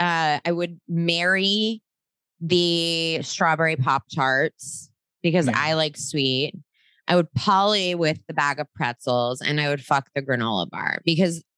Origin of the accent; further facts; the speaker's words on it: New Jersey, United States; I'm from New Jersey